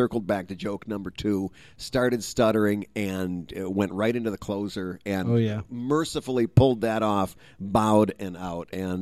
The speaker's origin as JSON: {"language": "English", "region": "Midwest", "country": "United States", "said": "I'm from the Midwest"}